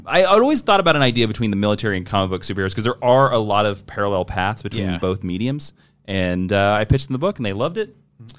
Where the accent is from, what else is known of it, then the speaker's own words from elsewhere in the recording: Kansas, United States; I'm from Kansas